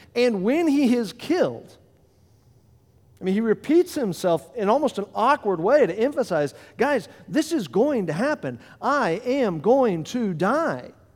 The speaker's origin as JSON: {"language": "English", "region": "Florida", "country": "United States", "moved": "as an adult", "lives_now": "Delaware, United States", "said": "I'm from Florida, and as he mentioned, everything good happened to me in Florida, and so I came to Delaware"}